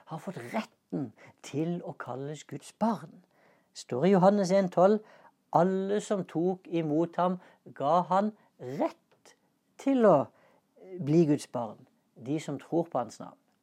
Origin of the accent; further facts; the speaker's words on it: Norway; Passet mitt det inneholder et stempel som viser at jeg er norsk statsborger